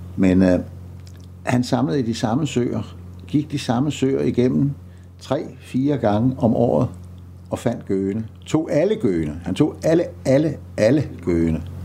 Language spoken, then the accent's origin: Danish; Præstø, Zealand, Denmark; er jeg født og opvokset på Bøgelandet, nede syd for Præstø